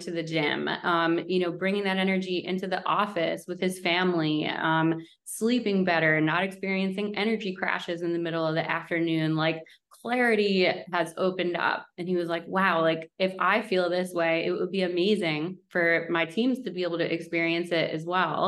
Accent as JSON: {"language": "English", "area": "Westchester", "region": "New York", "country": "United States", "tie": "born or raised there", "also_born_or_lived": "Manhattan, New York", "moved": "as an adult", "lives_now": "Stamford, United States", "said": "I grew up in Westchester, New York, and then lived in Manhattan for a long time"}